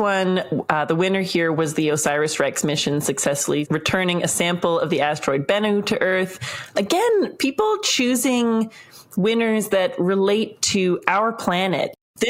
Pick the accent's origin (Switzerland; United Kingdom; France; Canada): Canada; I'm Canadian. We have a Canadian astronaut going on the Artemis II mission.